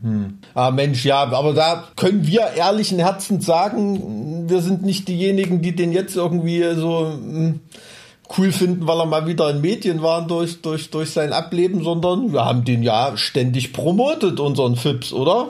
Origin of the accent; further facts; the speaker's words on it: East Germany, Germany; ich bin mit äh, Leuchtstoffröhren aufgewachsen, ne? weißt du, in so einem DDR-Neubau-Plattenbaugebiet